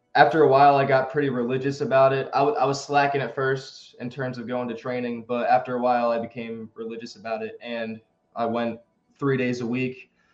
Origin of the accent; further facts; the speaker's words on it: Greensboro, North Carolina, United States; Greensboro, where I'm from, my hometown